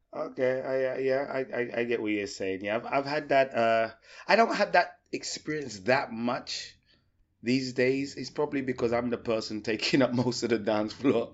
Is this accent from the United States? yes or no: no; England, United Kingdom; being English